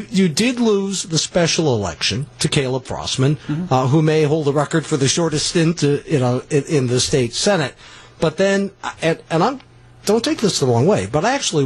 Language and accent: English; Northeast Wisconsin, United States; I am from Northeast Wisconsin